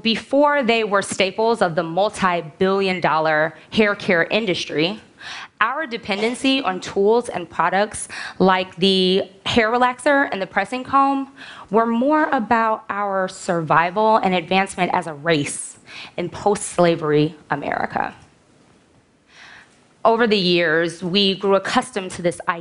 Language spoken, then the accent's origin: English; Chicago, Illinois, United States; I am from the South Side of Chicago. And in seventh grade, I had a best friend named Jenny who lived on the southwest side of Chicago